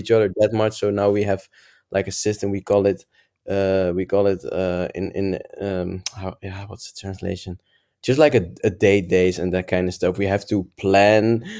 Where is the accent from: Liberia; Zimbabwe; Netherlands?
Netherlands; I'm from Netherlands.